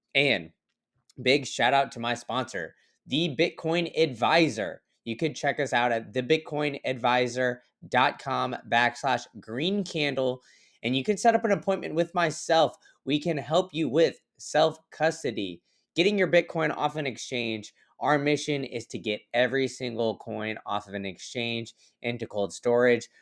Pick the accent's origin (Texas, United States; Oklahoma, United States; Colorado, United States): Texas, United States; Austin; moved away as an adult; now in Tampa, United States; I grew up in Austin